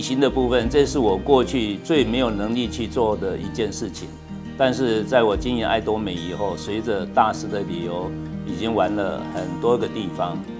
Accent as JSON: {"language": "Chinese", "region": "Miaoli County", "country": "Taiwan", "tie": "born or raised there", "said": "就从我的出生地苗栗县开始做起"}